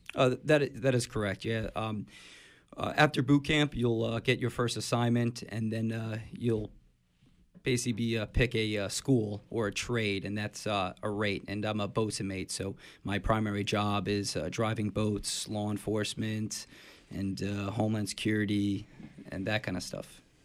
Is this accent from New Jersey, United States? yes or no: yes; Middletown, New Jersey, United States; I grew up in, uh, Middletown, New Jersey